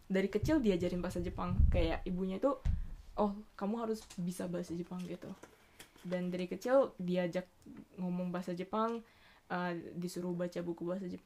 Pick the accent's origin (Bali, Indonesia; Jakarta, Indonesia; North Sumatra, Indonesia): Bali, Indonesia; moved away as an adult; now in Japan; I'm half Japanese tapi gue besarnya di Indo gue besarnya mm. di hmm. Bali terus sampai mm. SMA gue SMA negeri